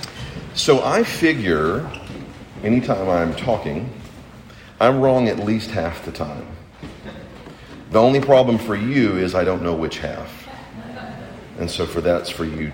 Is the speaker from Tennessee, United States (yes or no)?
yes; Chattanooga, Tennessee, United States; I grew up in Chattanooga